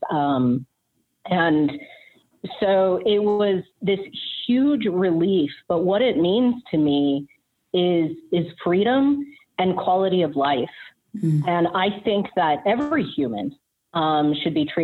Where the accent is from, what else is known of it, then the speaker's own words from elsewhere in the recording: Rocky Mountains, United States; I grew up in the Rocky Mountains running around in the woods.